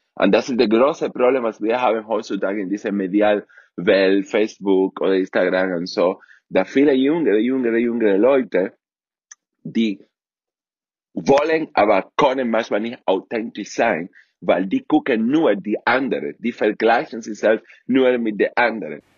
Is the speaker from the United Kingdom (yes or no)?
no; Cuba; German is a second language; moved away as an adult; in einem der besten Internat auf Kuba